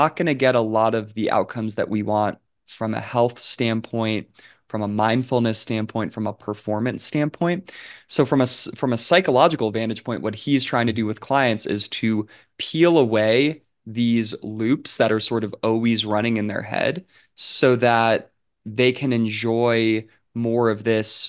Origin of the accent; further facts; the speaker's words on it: New York, United States; born there; they lived in New York for like I was born in New York.